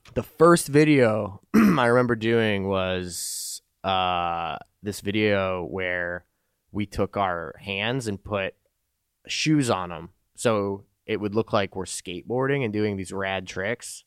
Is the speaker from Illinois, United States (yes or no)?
yes; Chicago, Illinois, United States; also born or lived in Winston-Salem, North Carolina; Upbringing was in Chicago for most of it. I lived in North Carolina for a year